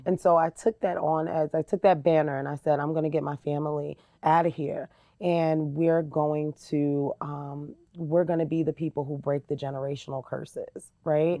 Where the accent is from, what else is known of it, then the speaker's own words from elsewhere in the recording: Jersey City, New Jersey, United States; moved away as an adult; now in Lehi, United States; I was born and raised in New Jersey. Uh, Jersey City, New Jersey